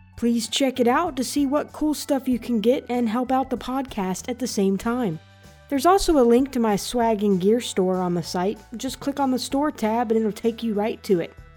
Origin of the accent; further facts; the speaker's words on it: Southern United States, United States; As a Southerner